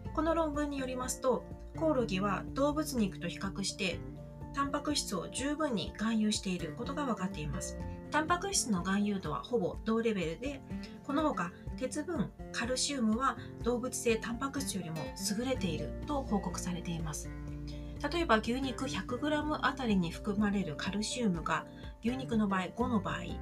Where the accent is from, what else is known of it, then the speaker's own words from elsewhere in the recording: Kanto, Japan; 私は関東の生まれで関東で育った人間なんですが